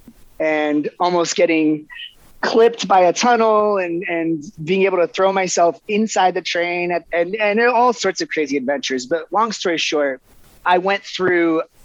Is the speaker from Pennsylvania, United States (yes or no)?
no; Eastern North Carolina, United States; moved away; I grew up in Eastern North Carolina.